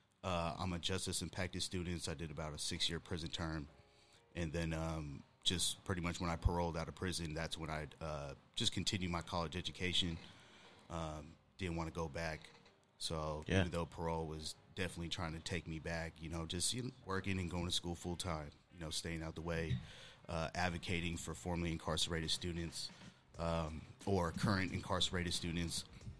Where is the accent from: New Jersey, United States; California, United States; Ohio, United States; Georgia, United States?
California, United States; Pittsburg; I'm from a small town in the Bay Area called Pittsburgh, California, without the H at the end. And it's a small town. It's a town kind of sprouted up after World War II because of Camp Stoneman. So there was a military camp there.